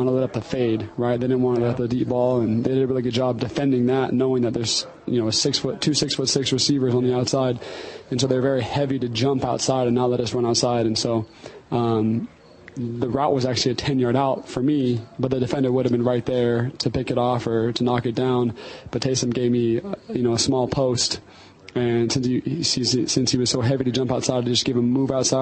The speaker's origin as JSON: {"language": "English", "region": "Oregon", "country": "United States", "moved": "yes", "said": "I'm from Oregon"}